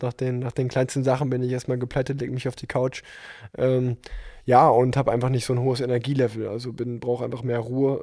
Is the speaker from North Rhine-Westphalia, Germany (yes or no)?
yes; Unna, North Rhine-Westphalia, Germany; moved away as an adult; now in Cologne, Germany; obwohl ich jetzt schon vier Jahre in Köln wohne, ähm, komme ich gebürtig aus Unna.